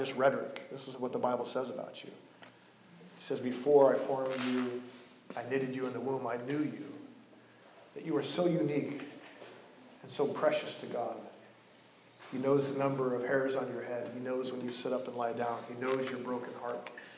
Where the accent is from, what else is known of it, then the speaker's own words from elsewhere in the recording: Coos Bay, Oregon, United States; moved away as an adult; He's the only famous guy from my hometown